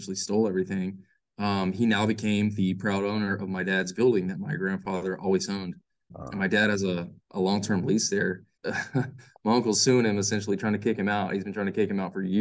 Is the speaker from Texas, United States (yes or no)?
yes; Lockhart, Texas, United States; moved away; we're from Lockhart